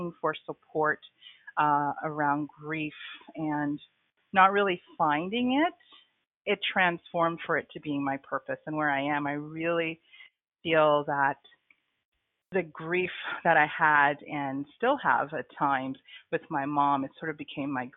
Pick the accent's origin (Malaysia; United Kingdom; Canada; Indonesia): Canada; Toronto, Ontario; moved away as an adult; also born or lived in Trinidad; now in Kingston, Canada; So I was born in Trinidad. I came to Canada when I was 6 years old. And then most of my life I grew up in Toronto